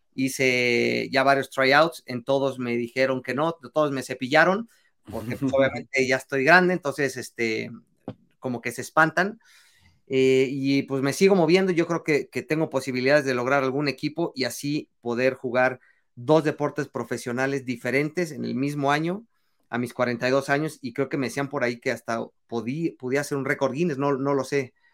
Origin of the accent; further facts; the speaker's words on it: Mexico; es parte de nuestra esencia eh, de, de como, como mexicanos